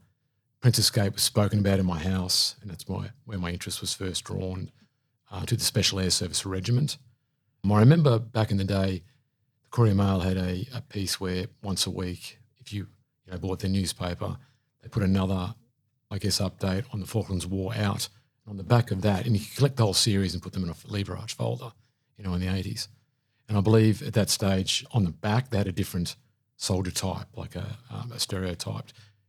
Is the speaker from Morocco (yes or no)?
no; Brisbane, Queensland, Australia; also born or lived in Sydney / Coffs Harbour / Townsville / Charters Towers; Alex, I was born in Sydney, New South Wales, but spent my primary years in Coffs Harbour and then Townsville and Charters Towers. Somewhere around 1980, my family moved to Brisbane, so I did my secondary schooling in Brisbane.